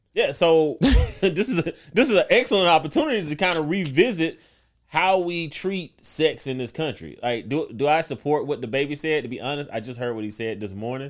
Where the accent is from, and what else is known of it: South Carolina, United States; born or raised there